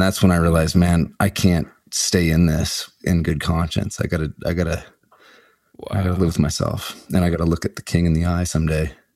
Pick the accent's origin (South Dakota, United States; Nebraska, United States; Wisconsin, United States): Nebraska, United States; Omaha; I grew up in Omaha, Nebraska, so I went to school in University of Nebraska Lincoln